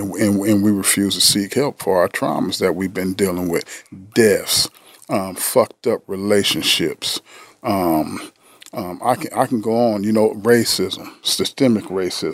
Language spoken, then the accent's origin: English; San Diego, California, United States; I'm from San Diego, California